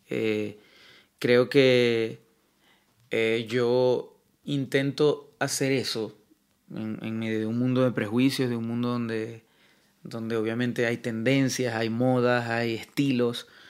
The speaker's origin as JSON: {"language": "Spanish", "town": "Maracaibo", "region": "Zulia", "country": "Venezuela", "tie": "born or raised there", "moved": "as an adult", "lives_now": "Madrid, Spain", "said": "mi ciudad natal, Maracaibo"}